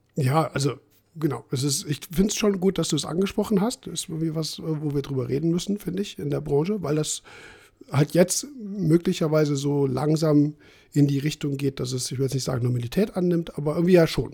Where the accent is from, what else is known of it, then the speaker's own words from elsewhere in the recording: Saarpfalz, Saarland, Germany; das ist mein Heimatverein, weil es halt aus der Ecke kommt, wo ich herkomme.